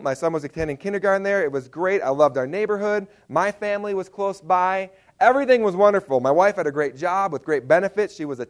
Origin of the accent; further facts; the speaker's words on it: Wisconsin, United States; moved away as an adult; now in Lambert, Montana, United States; I'm not even from Montana, so why am I even here? I am from Wisconsin, so go Badgers.